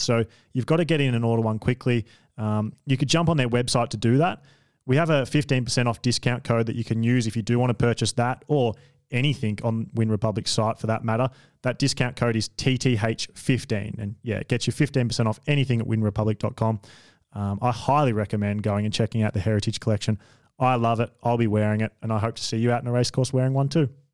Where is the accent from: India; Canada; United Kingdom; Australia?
Australia; I'm an Australian